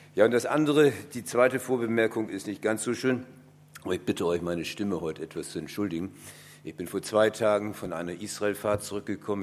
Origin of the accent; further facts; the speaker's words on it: Bremen, Germany; Ich komme aus einer Stadt, ich bin Bremer durch und durch